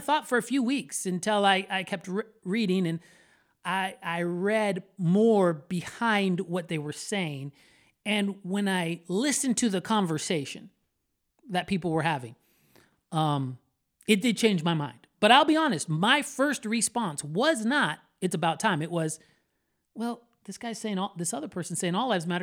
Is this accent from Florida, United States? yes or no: yes; Florida, United States; I am a Florida boy, born and raised in Florida